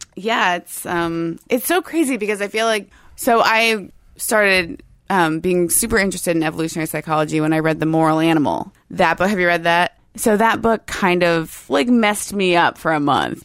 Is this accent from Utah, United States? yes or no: no; Tampa, Florida, United States; moved away as an adult; also born or lived in Gainesville / Saint Augustine; now in Seattle, United States; I grew up near Tampa